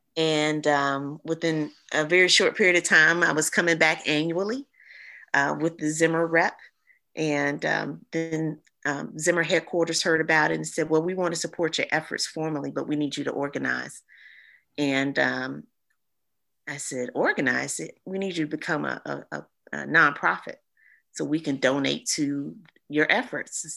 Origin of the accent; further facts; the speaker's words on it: East Point, Georgia, United States; I'm from East Point, Georgia